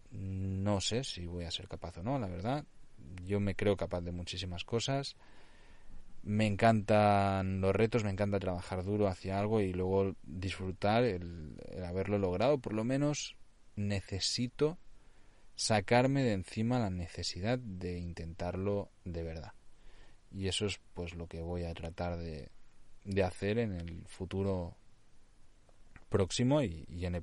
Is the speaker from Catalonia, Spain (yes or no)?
yes; Catalonia, Spain; Spanish is a second language; also born or lived in Nicaragua; Yo ya sabéis, o sea, soy catalán, pienso muchas veces en catalán, aunque normalmente pues escribo y desarrollo todo mi contenido ya en castellano, pero es que el problema también que tengo añadido allí que yo hablo nicaragüense.